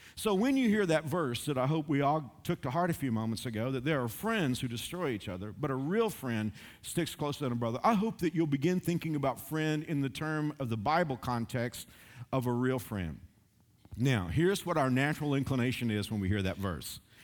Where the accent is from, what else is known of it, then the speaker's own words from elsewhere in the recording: Dallas–Fort Worth area, Texas, United States; when I was growing up in Dallas, Fort Worth area